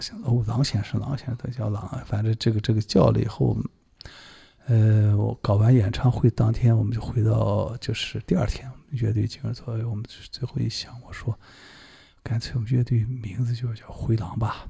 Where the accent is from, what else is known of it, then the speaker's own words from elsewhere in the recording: Urumqi, Xinjiang, China; moved away as an adult; now in Beijing, China; 我在这个在新疆乌鲁木齐